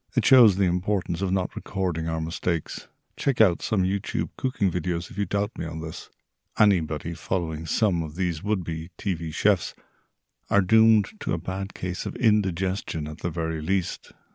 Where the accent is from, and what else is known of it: Ireland